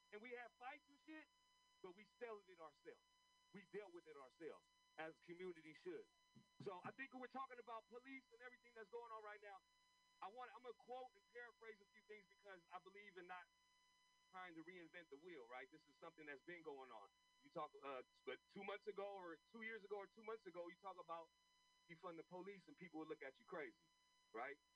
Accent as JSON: {"language": "English", "town": "San Francisco", "region": "California", "country": "United States", "tie": "born or raised there", "said": "I was born and raised in this city. I was born in St. Louis Hospital, and I grew up in this park and been here for 46 years."}